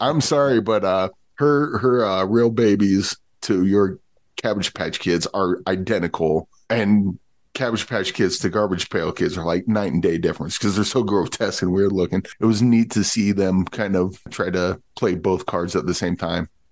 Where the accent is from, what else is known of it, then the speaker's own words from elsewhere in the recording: Midwest, United States; I, I grew up in the Midwest.